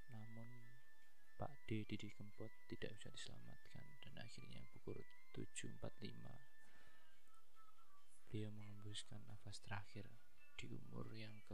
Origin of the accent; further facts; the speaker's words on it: Java, Indonesia; saya kan orang Jawa